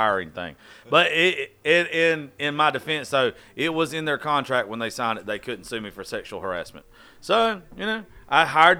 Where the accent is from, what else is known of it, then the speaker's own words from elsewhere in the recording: Georgia, United States; I'm from Georgia